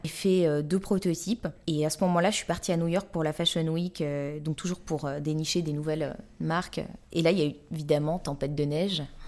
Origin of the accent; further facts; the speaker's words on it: Paris, Île-de-France, France; je suis euh, née ici, j'ai grandi ici, je suis amoureuse de Paris